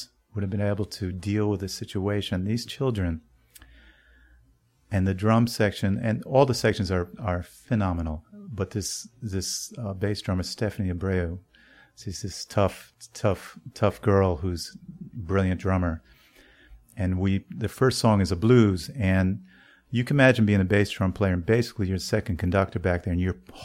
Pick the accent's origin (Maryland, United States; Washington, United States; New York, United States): New York, United States; as a New Yorker